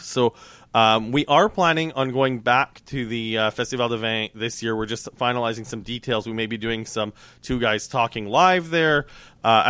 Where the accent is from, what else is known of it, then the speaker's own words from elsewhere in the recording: Saskatchewan, Canada; I grew up in Saskatchewan